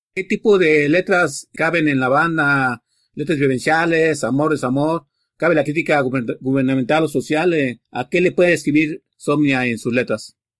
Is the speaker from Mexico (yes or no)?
yes; Mexico; como buen mexicano y marxista que somos